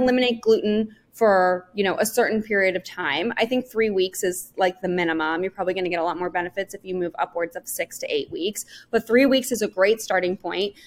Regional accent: Northern California, United States; I grew up in Northern California.

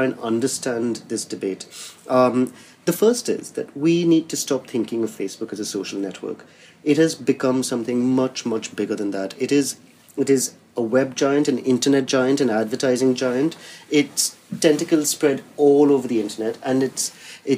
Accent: India; now in London, United Kingdom; as an Indian who lives in London

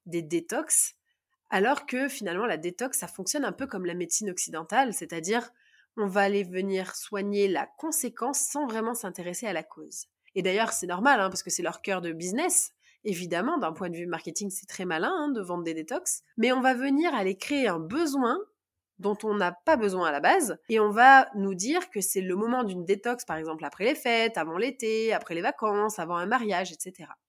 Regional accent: Grenoble, Auvergne-Rhône-Alpes, France; je viens de Grenoble

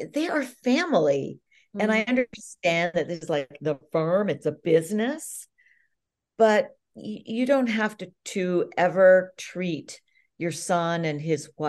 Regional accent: Canada; being a Commonwealther, since I'm Canadian

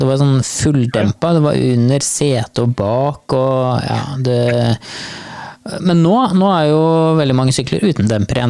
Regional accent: Andebu, Vestfold, Norway; moved away; i Andebuen i Vestfold, der jeg kommer fra

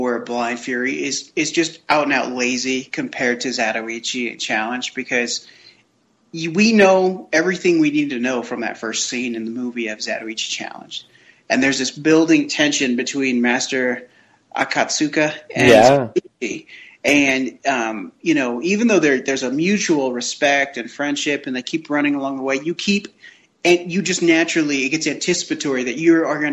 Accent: United States; I'm an American

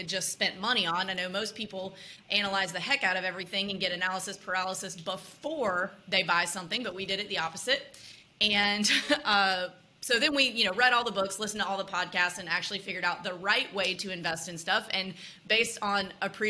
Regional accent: Mississippi, United States; moved away as an adult; also born or lived in Austin, Texas / Los Angeles / New York; now in Nashville, United States; I grew up in Mississippi, went to University of Texas on a soccer scholarship

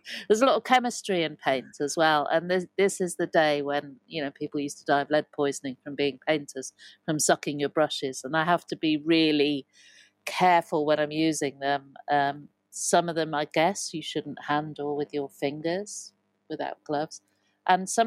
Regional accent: Evesham, West Midlands, United Kingdom; also born or lived in Broadway, Cotswolds; I grew up in Evesham.

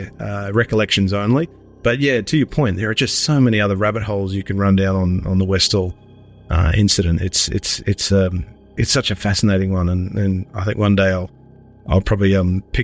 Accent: Sydney, New South Wales, Australia; now in Melbourne, Australia; I'm originally from Sydney, but living in Melbourne

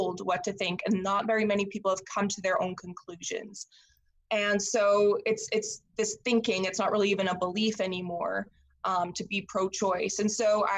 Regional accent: Saskatchewan, Canada; I am Canadian. I'm born and bred in Saskatchewan, Canada

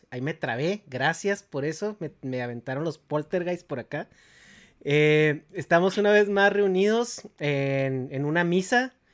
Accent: Mexico; moved away; todos somos católicos, somos mexicanos, güey.

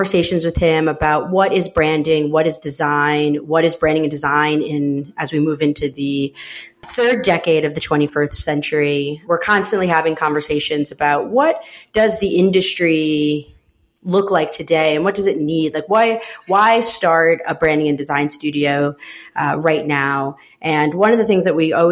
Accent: Schenectady, New York, United States; also born or lived in El Salvador; I grew up upstate New York in a city called Schenectady outside of Albany.

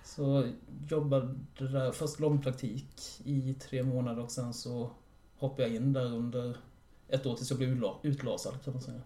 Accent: Orrefors, Kalmar County, Sweden; Jag är från Orrefors

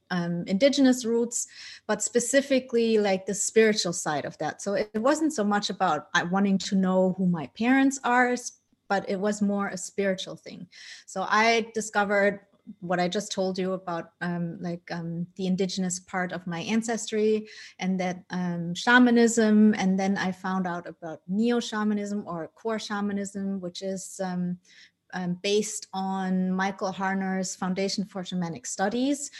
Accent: Germany; also born or lived in Colombia; I was adopted by my parents who are Dutch, and I grew up in Germany

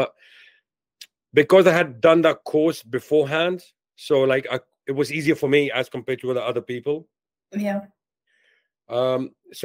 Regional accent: Delhi, India; born or raised there; moved away as an adult; also born or lived in London, United Kingdom

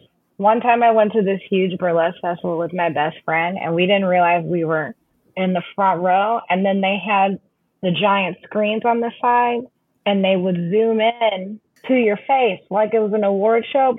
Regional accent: St. Louis, Missouri, United States; moved away; also born or lived in Chicago; Yeah, that's where I was born and raised. And then I moved back for a couple of years. And then I went back to Chicago. I bounced between Chicago and St. Louis.

